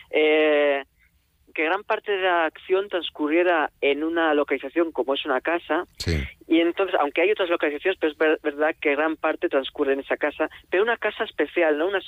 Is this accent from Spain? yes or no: yes; Tarragona, Catalonia, Spain; also born or lived in Alicante / Cuba / Madrid; yo soy de Tarragona viví después en Alicante también viví en Cuba en sitios cálidos y claro, recién llegado a Madrid lo pasé tan mal con el invierno de la capital